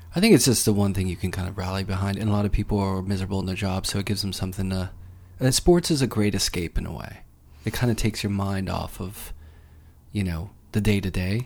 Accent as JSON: {"language": "English", "town": "Pittsburgh", "region": "Pennsylvania", "country": "United States", "said": "I am from Pittsburgh"}